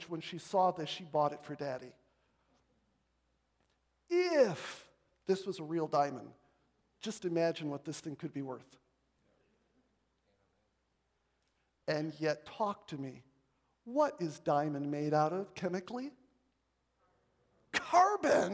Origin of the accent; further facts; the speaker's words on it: Marshall, Michigan, United States; I grew up in Marshall, Michigan